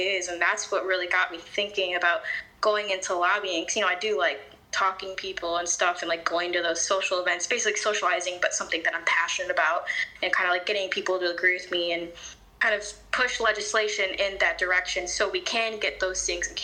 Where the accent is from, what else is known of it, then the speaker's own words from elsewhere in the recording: Chicago, Illinois, United States; so I'm from Chicago, but the Chicago suburbs